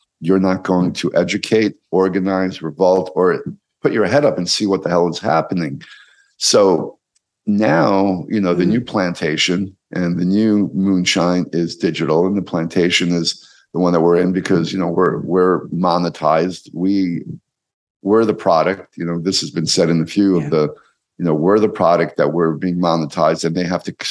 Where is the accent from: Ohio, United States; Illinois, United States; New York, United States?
New York, United States; I grew up in New York.